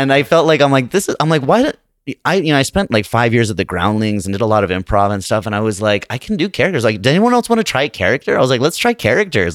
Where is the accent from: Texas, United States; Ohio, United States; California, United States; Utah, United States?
Utah, United States; Salt Lake City; moved away as an adult; now in Los Angeles, United States; I'm from Salt Lake City